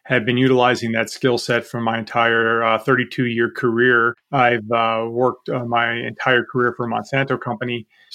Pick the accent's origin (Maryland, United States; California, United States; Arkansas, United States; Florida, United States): Maryland, United States; Baltimore; moved away; I grew up in Baltimore, so I had a chance to volunteer at Johns Hopkins University working in a lab